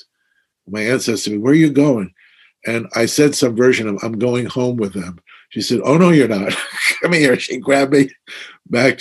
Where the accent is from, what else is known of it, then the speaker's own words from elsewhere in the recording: New York City, New York, United States; when I was a kid growing up in Brooklyn